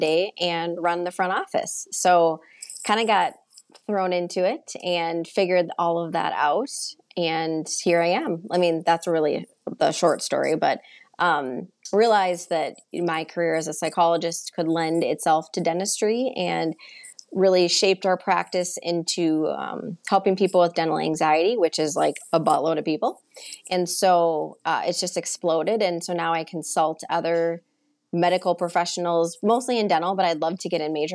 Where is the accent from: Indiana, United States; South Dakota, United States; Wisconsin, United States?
Wisconsin, United States; Turtle Lake; also born or lived in Chicago, Illinois; I was born in Chicago and moved to tiny, tiny small town Wisconsin when I was six